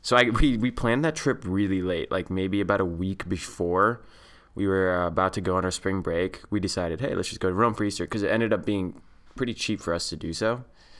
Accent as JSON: {"language": "English", "region": "Saskatchewan", "country": "Canada"}